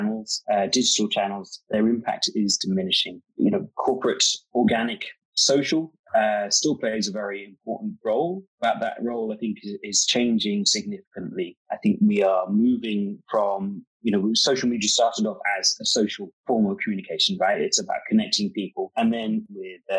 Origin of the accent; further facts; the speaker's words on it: London, United Kingdom; now in Atlanta, United States; I'm from London, but I'm based in Atlanta